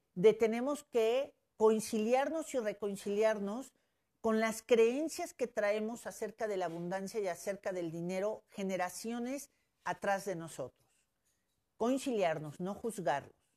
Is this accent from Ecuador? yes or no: no; Mexico; como mexicanos